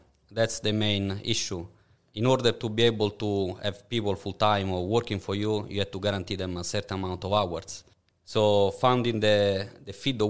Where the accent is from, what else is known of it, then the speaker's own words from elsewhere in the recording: Rome, Lazio, Italy; now in Perth, Australia; I'm from Rome.